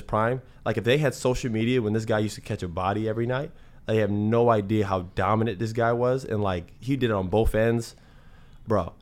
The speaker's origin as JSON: {"language": "English", "region": "Florida", "country": "United States", "tie": "born or raised there", "said": "we grew up in Florida"}